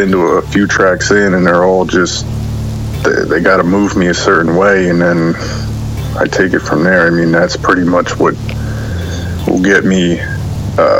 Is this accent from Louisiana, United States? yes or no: no; Philadelphia, Pennsylvania, United States; from Philadelphia, Pennsylvania